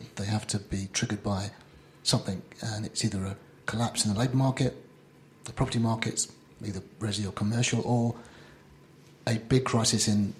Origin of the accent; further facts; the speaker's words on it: London, United Kingdom; I grew up in North London, just in, on the doorstep of Highbury. I went to Holloway School, Chaffinal Park School.